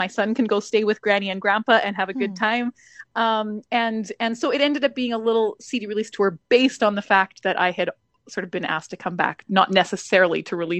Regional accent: Alberta, Canada; now in Manitoba, Canada; I'm originally from Alberta, so I have a good following, shall I say, in that province, because I've toured probably to every small town throughout the province at some point in time.

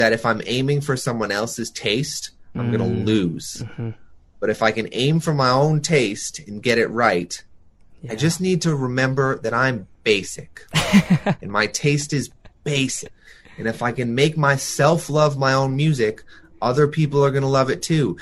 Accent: Toronto, Ontario, Canada; growing up in Toronto, trying to be a musician

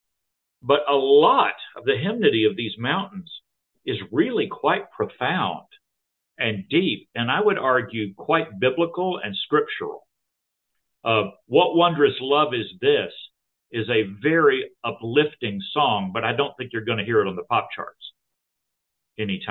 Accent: Texas, United States; I was raised Southern Baptist in Texas

